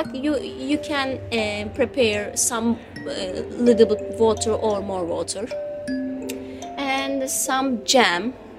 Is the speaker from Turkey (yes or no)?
yes; Turkey; English is a second language; moved away as an adult; also born or lived in Izmir; now in London, United Kingdom; I'm from Turkey. I have been living here just five and a half months. And I'm an asylum seeker right now. I'm 29